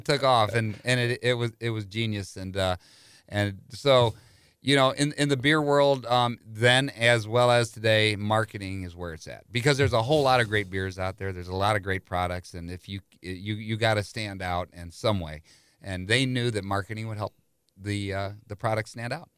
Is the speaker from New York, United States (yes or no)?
no; St. Louis, Missouri, United States; born or raised there